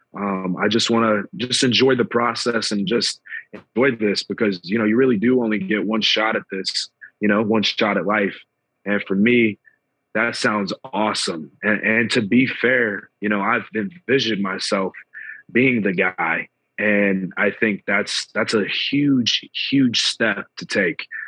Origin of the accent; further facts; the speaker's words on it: Atlanta, Georgia, United States; I'm from Atlanta